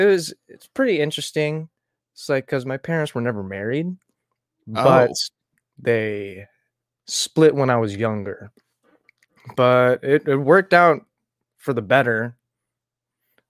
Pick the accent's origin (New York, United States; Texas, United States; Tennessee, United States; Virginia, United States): Virginia, United States; also born or lived in Tucson, Arizona / Michigan / Kansas; I was born in Tucson, Arizona, moved to Michigan, moved to Virginia, then moved to Kansas to stay with my dad for a little bit, and then moved back to Virginia. And then I moved a lot, moved around a lot in Virginia.